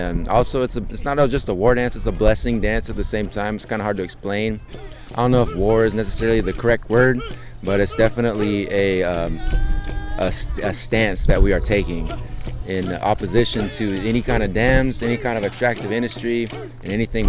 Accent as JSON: {"language": "English", "region": "California", "country": "United States", "said": "I'm from the Winnemem-Wintu tribe"}